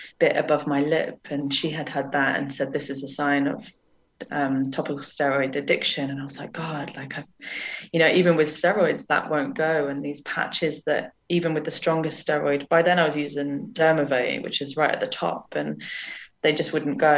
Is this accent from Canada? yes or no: no; Jersey; moved away; I grew up in Jersey in the Channel Islands